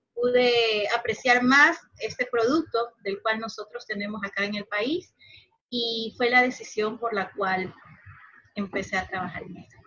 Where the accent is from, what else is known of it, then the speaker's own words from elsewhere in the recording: Guayaquil, Guayas, Ecuador; moved away as an adult; now in Montañita, Ecuador; yo vivo aquí en Montañita, eh, ya llevo cuatro años aquí. Yo soy de Guayaquil